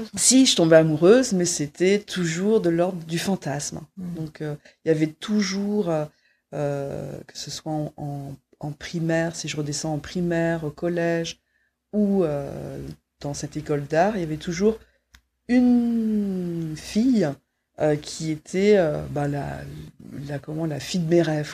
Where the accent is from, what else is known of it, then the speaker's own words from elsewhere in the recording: Quimper, Brittany, France; je suis née euh, en Bretagne, euh, voilà, dans, un, dans une ville qui s'appelle Quimper